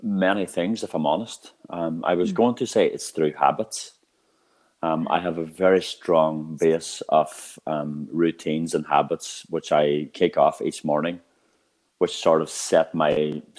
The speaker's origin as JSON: {"language": "English", "region": "Northern Ireland", "country": "United Kingdom", "tie": "born or raised there", "said": "I come from Northern Ireland. And I grew up in a town which is the unemployment black spot of Europe."}